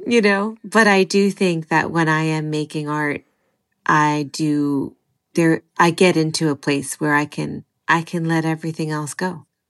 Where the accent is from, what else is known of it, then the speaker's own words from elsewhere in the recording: California, United States; born and raised in California